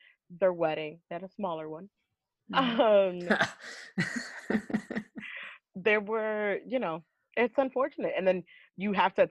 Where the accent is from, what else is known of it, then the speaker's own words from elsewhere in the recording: Florida, United States; also born or lived in Seattle; I come from Florida, so I put the Florida energy.